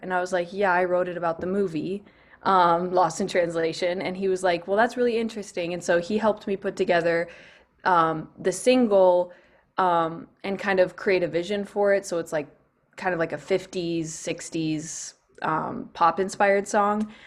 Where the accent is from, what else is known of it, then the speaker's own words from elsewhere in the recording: Northern California, United States; I grew up, um, on a, actually on a small farm in California